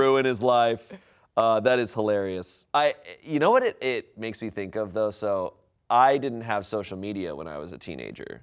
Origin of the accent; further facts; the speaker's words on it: United States; as an American